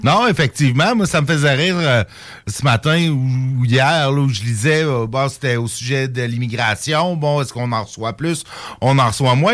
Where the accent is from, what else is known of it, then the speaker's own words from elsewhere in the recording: Saint-Jérôme, Quebec, Canada; moved away; ma ville natale de Saint-Jérôme, petite bourgade de 75 000 habitants